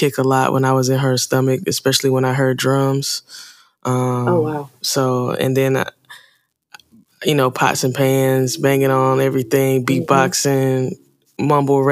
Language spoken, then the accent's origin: English; Charlotte, North Carolina, United States; I'm from Charlotte, North Carolina. Well, I've been here for most of my life